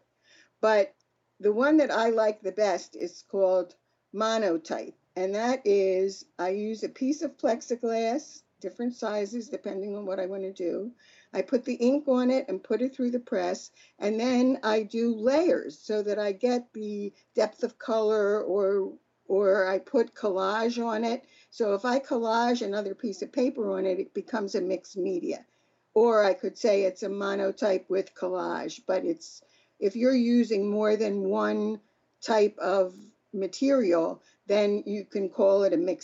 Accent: Philadelphia, Pennsylvania, United States; I grew up in Philadelphia.

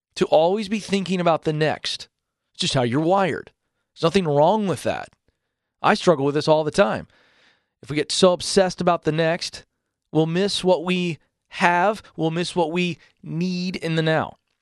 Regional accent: the South, United States; I'm born and raised in the South

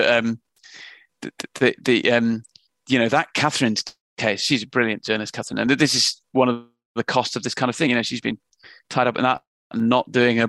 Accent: England, United Kingdom; now in London, United Kingdom; We're both from Northern England.

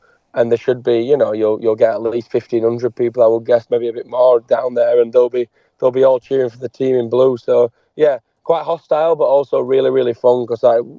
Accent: England, United Kingdom; now in New Zealand; growing up in England and the football culture there and things.

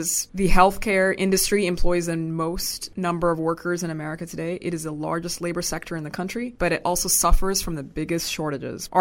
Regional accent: Sudan; moved away; I'm originally from Sudan. My parents are Sudanese

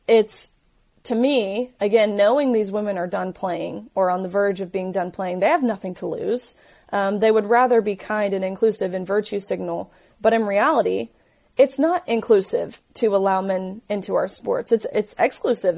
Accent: Tennessee, United States; I'm from Tennessee

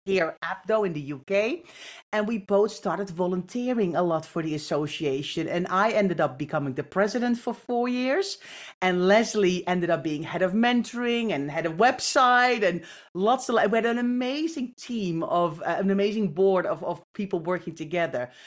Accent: Netherlands; moved away; I grew up in the Netherlands.

